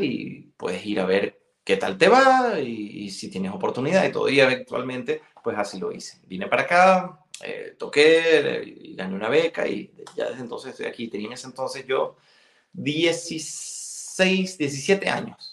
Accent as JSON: {"language": "Spanish", "country": "Venezuela", "tie": "born or raised there", "also_born_or_lived": "Spain / Sion, Switzerland", "first_language": "Galician", "second_language": "Spanish", "moved": "yes", "lives_now": "Geneva, Switzerland", "said": "el colegio era 100% venezolano"}